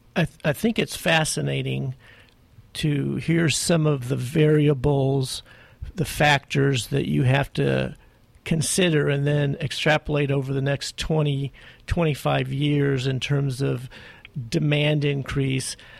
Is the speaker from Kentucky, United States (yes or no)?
no; Glendora, California, United States; my hometown Glendora